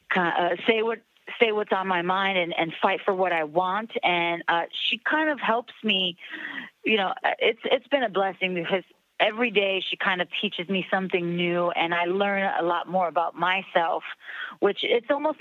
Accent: New York City, New York, United States; moved away as an adult; now in Los Angeles, United States; I'm a girl from the Bronx, you know, I came out to LA 7 years ago

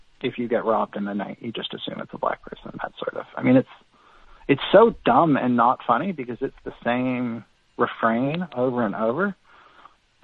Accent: Bay Area, California, United States; I grew up in the Bay Area in California

